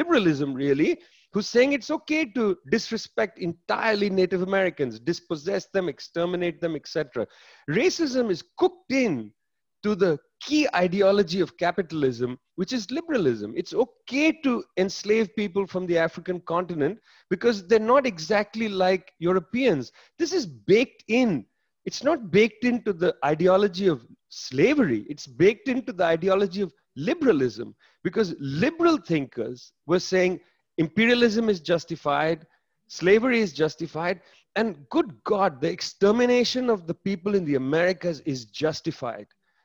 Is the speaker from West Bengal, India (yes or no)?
yes; Kolkata, West Bengal, India; I was born in Calcutta, in Bengal